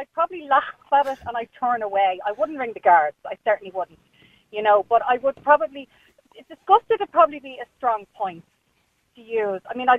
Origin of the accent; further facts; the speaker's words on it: Ireland; I'm Irish and I suppose you can have a little bit of a closed mind because I'm in my 40s